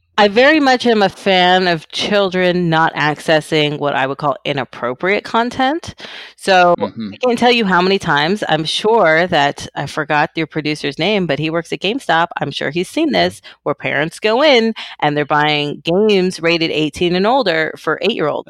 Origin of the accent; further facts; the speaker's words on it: Keller, Texas, United States; I grew up in a small, small town in Texas, in North Texas. It's called Keller.